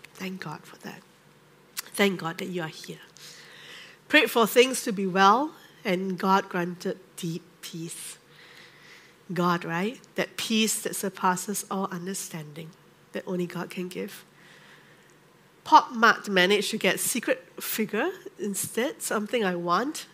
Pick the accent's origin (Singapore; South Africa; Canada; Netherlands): Singapore; I grew up in the Methodist Church in Singapore